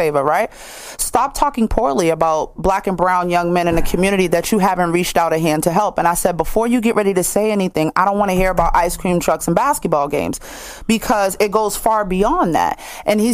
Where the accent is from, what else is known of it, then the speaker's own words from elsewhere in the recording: Boston, Massachusetts, United States; I'm from Franklin Hill.